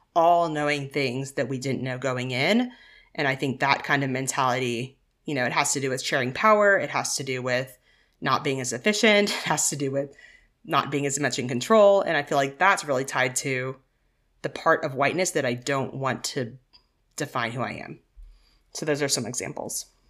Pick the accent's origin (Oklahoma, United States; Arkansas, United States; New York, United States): Arkansas, United States; I grew up in Arkansas